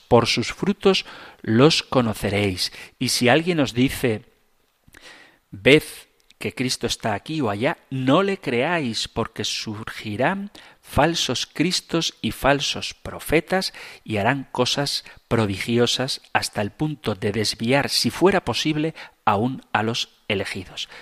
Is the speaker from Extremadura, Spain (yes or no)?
no; Zumárraga, Basque Country, Spain; en mi pueblo, en Zumárraga